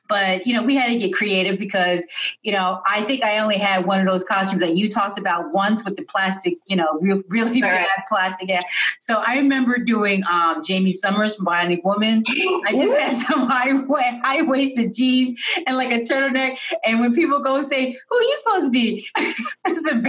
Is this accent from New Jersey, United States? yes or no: yes; Browns Mills, New Jersey, United States; I grew up in Browns Mills, New Jersey